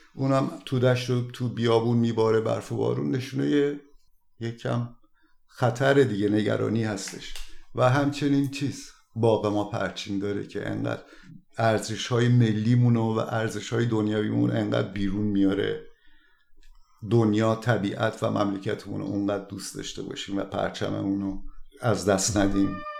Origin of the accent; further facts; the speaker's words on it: Iran; moved away; ما تماما از وطنمون جدا بشیم و بیایم اینجا